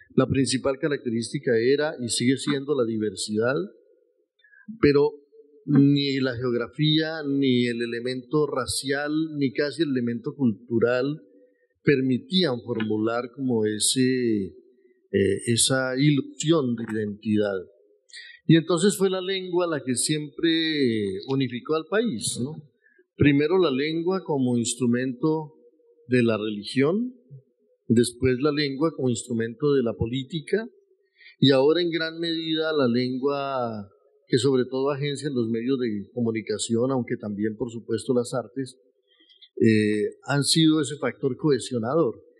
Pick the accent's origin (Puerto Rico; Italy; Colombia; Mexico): Colombia; northern Tolima; nací en esos tiempos en Colombia y nací en esos tiempos en la zona más violenta del país, que era la región del Tolima, y la región del norte del Tolima.